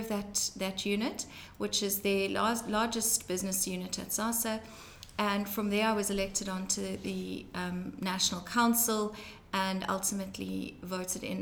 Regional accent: Johannesburg, Gauteng, South Africa; now in Cape Town, South Africa; I grew up in Johannesburg in South Africa

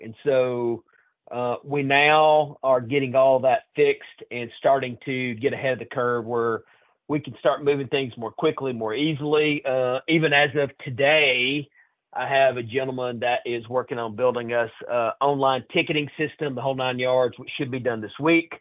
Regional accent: Lauderdale County, North Alabama, United States; I grew up North Alabama in Lauderdale County, northwest corner

